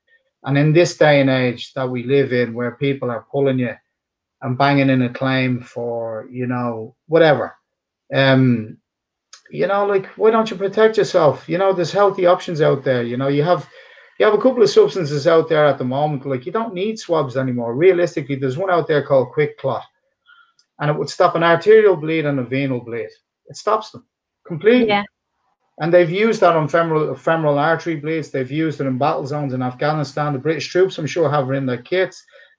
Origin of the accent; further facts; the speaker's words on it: Dublin, Leinster, Ireland; accent: Dublin; speak with this Dublin accent. Some of us do and some of us don't. Some of us have polished up accent. My accent is polished up now in comparison to what it was.